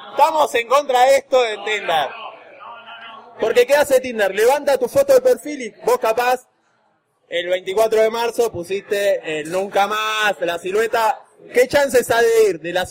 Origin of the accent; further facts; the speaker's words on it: González Catán, Buenos Aires Province, Argentina; born there; Yo nací en González Catán.